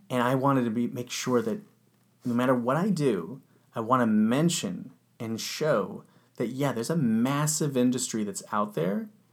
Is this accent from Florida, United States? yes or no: no; Orange County, California, United States; I grew up in Orange County